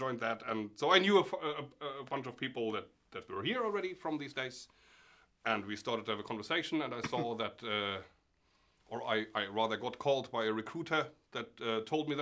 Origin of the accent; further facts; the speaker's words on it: Germany; moved away as an adult; also born or lived in Norway; I'm originally from Germany, where I studied computer science